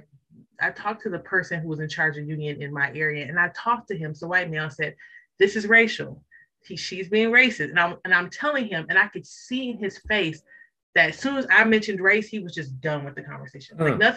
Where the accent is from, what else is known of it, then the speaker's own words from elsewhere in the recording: Detroit, Michigan, United States; I am from Detroit. So my dad is a UAW man.